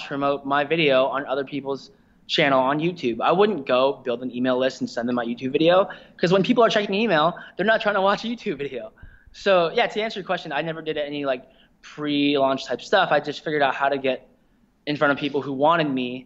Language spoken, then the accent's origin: English; Spokane, Washington, United States; I grew up in Spokane, Washington, which is about 4 and a half hours east of Seattle.